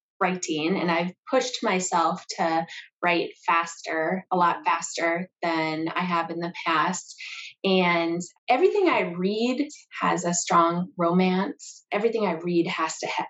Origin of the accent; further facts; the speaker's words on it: Minnesota, United States; moved away; I am actually originally from Minnesota